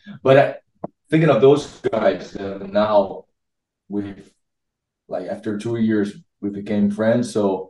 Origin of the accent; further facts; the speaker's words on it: Brazil; now in Italy; lead singer. I'm from Brazil, but I live in Italy.